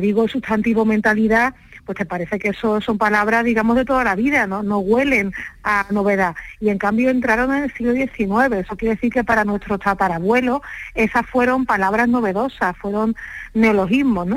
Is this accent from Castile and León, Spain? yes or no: no; Andalusia, Spain; accent: Andalusian; soy andaluza, como es evidente por mi, por mi acento